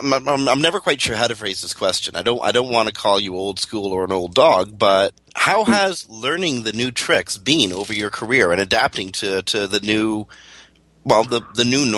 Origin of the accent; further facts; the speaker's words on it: Toronto, Ontario, Canada; up here we have the NHL playoffs, but I'm from Toronto